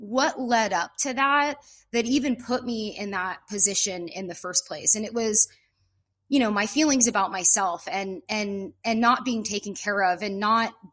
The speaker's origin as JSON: {"language": "English", "town": "Pacifica", "region": "California", "country": "United States", "lives_now": "Ojai, United States", "said": "I'm from Northern California, up by the San Francisco Bay Area in a little town called Pacifica, California"}